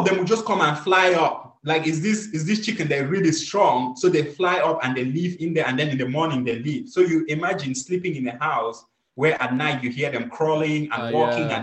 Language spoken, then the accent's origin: English; Cameroon; moved away; I'm originally from Cameroon. Growing up in Cameroon, we had 6 farms